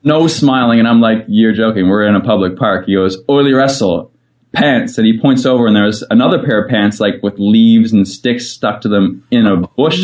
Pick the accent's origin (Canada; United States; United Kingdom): Canada; Fredericton, New Brunswick; moved away as an adult; I am back in the beautiful city of Fredericton, which is actually where I grew up